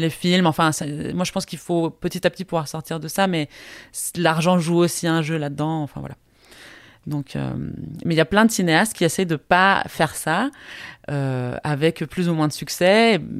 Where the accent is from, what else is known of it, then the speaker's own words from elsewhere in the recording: Costa Rica; moved away as an adult; also born or lived in Belgium; j'ai grandi au Costa Rica, je suis partie euh, en Europe faire des études parce que mon père est français